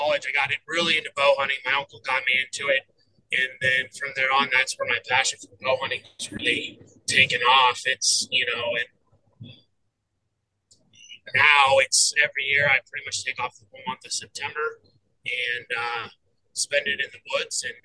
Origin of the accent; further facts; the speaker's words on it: Colorado, United States; also born or lived in Cheyenne, Wyoming; I moved here when I was 6 to Colorado, and I actually just grew up around hunting